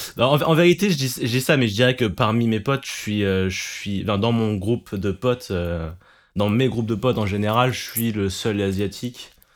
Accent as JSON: {"language": "French", "country": "France", "tie": "born or raised there", "said": "je suis né en France, concrètement, et mes parents, ils sont, sont des immigrés."}